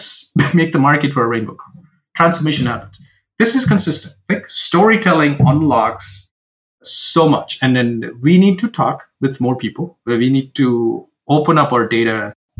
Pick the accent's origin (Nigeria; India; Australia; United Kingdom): India; now in Seattle, United States; I come from India